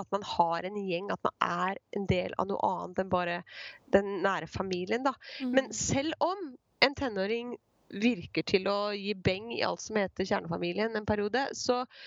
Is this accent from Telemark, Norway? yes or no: yes; Skien, Telemark, Norway; jeg er fra Skien